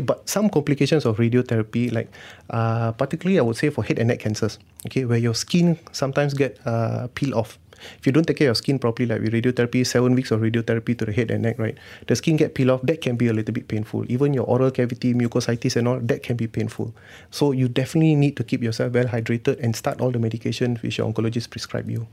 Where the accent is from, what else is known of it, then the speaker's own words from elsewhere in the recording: Malaysia; being Malaysian, we take a lot of herbal stuff